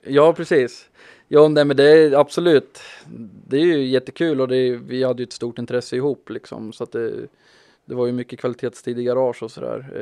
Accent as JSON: {"language": "Swedish", "town": "Malmköping", "region": "Södermanland", "country": "Sweden", "also_born_or_lived": "Stockholm", "moved": "yes", "said": "jag är från Manköping ifrån början"}